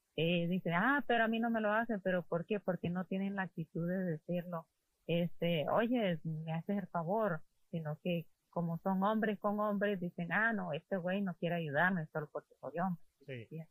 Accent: Honduras; moved away; somos escasos los hondureños

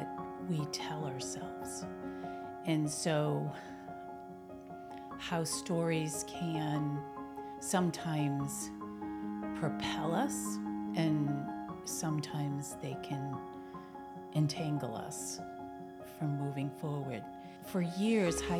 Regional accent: Billerica, Massachusetts, United States; moved away as an adult; also born or lived in Florida / Virginia; when I moved back home, I got involved in my hometown, Billerica

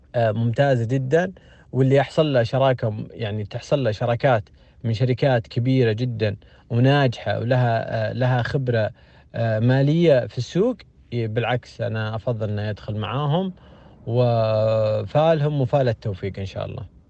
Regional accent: Saudi Arabia; عندنا في السعودية

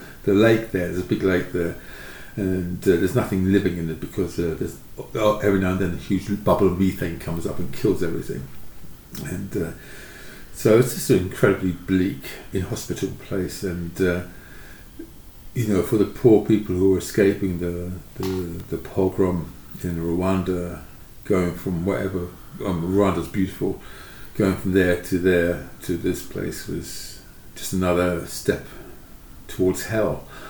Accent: England, United Kingdom; Certainly, sort of coming from I grew up in England.

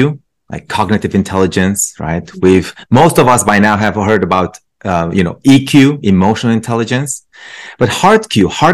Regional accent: Romania; English is a second language; now in United States; I grew up, so I'm originally from Romania. I came to the States about just over 20 years ago.

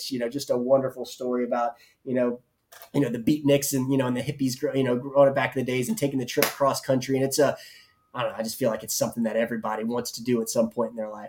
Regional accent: the South, United States; I'm from the South. And so we have a particular understanding and idea of what barbecue is.

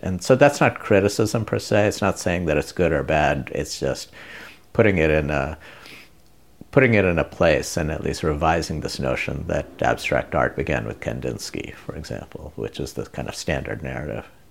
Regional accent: India; moved away; I grew up in India, went to a school run by Jesuits from Spain

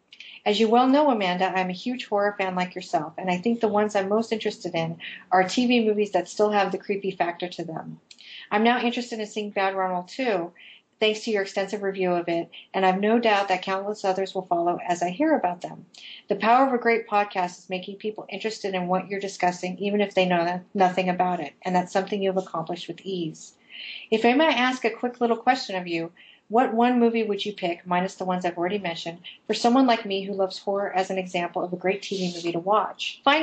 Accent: London, United Kingdom; I am from London in the southern part of England, and I've never lived in Liverpool.

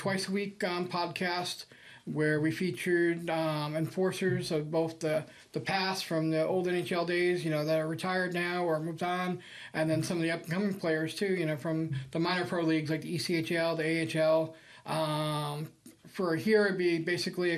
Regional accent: New York City, New York, United States; also born or lived in California; now in Midland, United States; I'm from New York City originally

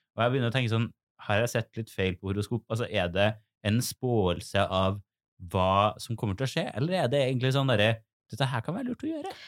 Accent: Trondheim, Trøndelag, Norway; moved away; på mitt soverom hjemme i Trondheim

